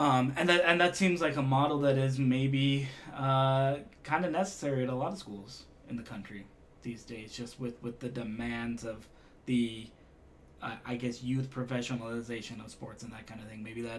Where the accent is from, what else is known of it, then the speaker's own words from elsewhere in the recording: Provo, Utah, United States; I'm from Provo